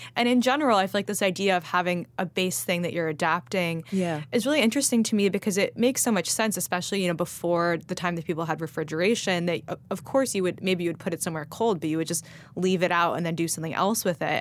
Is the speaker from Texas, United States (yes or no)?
no; Los Angeles, California, United States; moved away; I grew up eating salad pizza